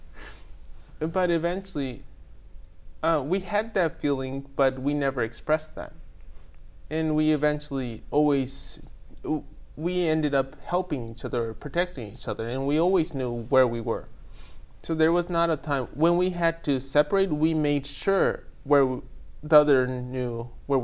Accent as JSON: {"language": "English", "region": "Tokyo", "country": "Japan", "tie": "born or raised there", "said": "Born and raised here"}